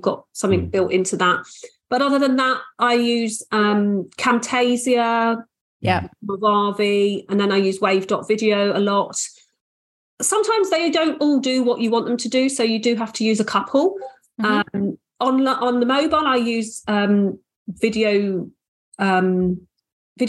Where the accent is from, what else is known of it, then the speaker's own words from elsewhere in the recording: Australia; I was born in Australia.